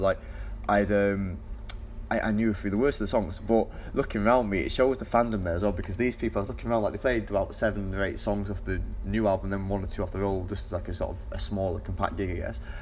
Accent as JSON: {"language": "English", "town": "Manchester", "region": "North West England", "country": "United Kingdom", "said": "I'm from Manchester"}